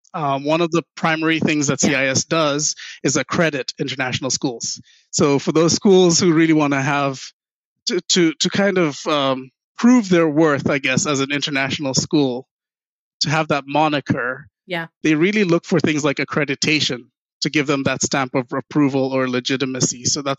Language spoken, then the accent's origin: English; Ghana; also born or lived in New Jersey; Left when I was 4 years old, so I don't even remember the U.S. experience at all.